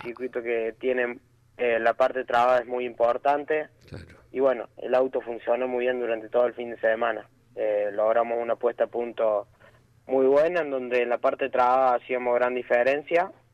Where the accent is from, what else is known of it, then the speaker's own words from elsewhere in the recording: Colazo, Córdoba, Argentina; los dos somos de Colazo, Córdoba